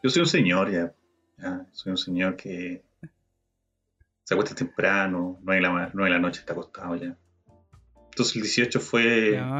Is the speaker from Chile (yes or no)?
yes; Santiago, Santiago Metropolitan Region, Chile; Toda mi vida viví en Santiago